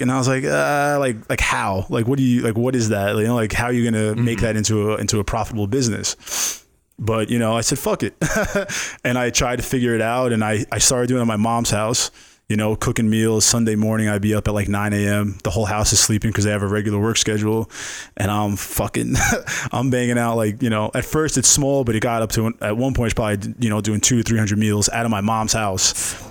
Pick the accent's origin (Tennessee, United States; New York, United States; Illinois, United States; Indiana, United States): New York, United States; New York City; now in Las Vegas, United States; I'm from New York